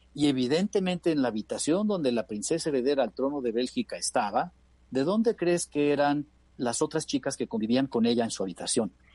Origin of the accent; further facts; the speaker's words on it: Mexico; Somos 445 mexicanos los que hemos podido tener la oportunidad de ir a uno de estos colegios